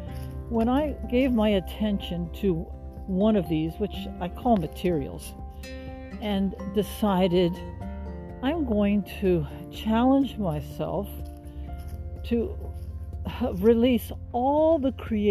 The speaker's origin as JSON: {"language": "English", "town": "Washington", "region": "District of Columbia", "country": "United States", "tie": "born or raised there", "also_born_or_lived": "Texas", "moved": "yes", "said": "I was born and raised in Washington, D.C."}